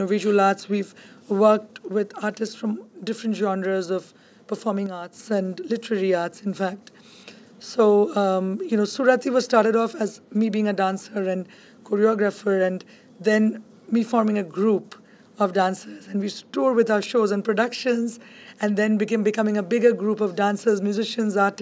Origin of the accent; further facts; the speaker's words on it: Kolkata, West Bengal, India; moved away as an adult; now in Hudson County, United States; I grew up in Calcutta in India, and it's supposed to be the cultural hub of India.